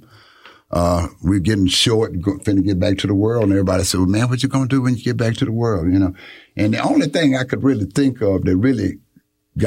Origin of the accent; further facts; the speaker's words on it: Atlanta, Texas, United States; moved away as an adult; I grew up in Atlanta, Texas. Went to school in Atlanta, Texas